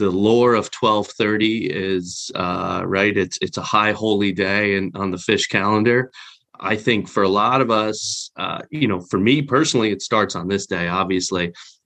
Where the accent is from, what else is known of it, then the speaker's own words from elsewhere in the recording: New Jersey, United States; now in Connecticut, United States; I'm in Connecticut, but I grew up in North Jersey.